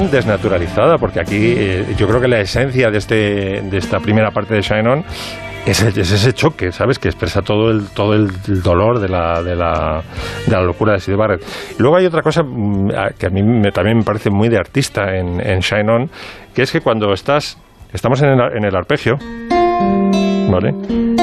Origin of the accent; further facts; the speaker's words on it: Pozuelo de Alarcón, Community of Madrid, Spain; porque como soy de Pozuelo